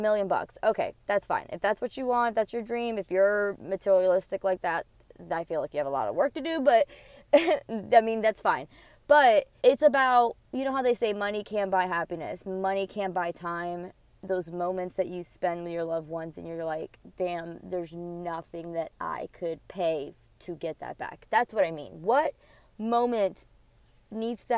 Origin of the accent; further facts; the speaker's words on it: New Jersey, United States; moved away; also born or lived in Queens, New York / Florida; I was born in New York, in Queens, and then I grew up in New Jersey and then moved to Florida. So I don't consider myself from New York. I was just born there, but I grew up from Jersey